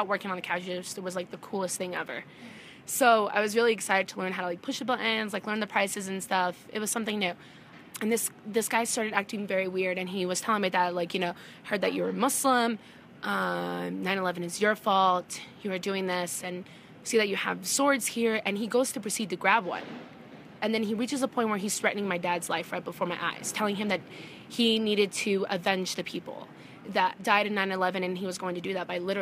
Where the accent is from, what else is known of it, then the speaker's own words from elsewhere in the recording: Wiggins, Colorado, United States; also born or lived in Jerusalem, Palestine; I grew up in a really small town in northeastern Colorado. It's in a town named Wiggins